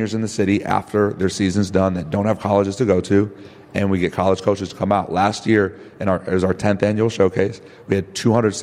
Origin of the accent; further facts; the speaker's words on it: Evanston, Illinois, United States; I grew up in Evanston, playing basketball